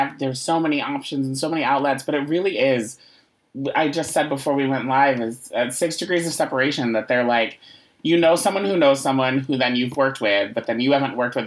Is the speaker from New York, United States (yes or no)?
yes; Syracuse, New York, United States; born and raised in Syracuse